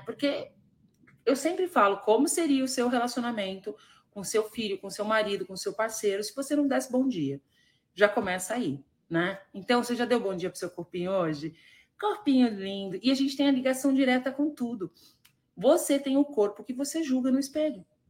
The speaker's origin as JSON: {"language": "Portuguese", "town": "Varginha", "region": "Minas Gerais", "country": "Brazil", "said": "lá de Varginha, gente, é lá da minha cidade"}